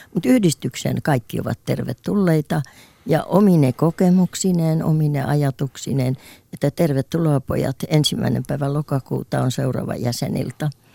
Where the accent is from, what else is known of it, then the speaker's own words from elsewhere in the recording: Kotka, Kymenlaakso, Finland; also born or lived in Sweden; kun mä kotoisin Kotkan läheltä Kymissä asuttiin